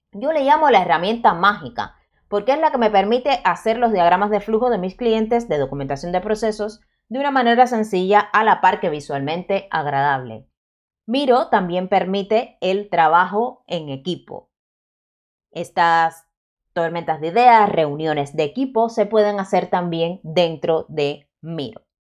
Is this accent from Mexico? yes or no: no; Cuba; yo soy cubana y la Z se me da bastante mal de pronunciar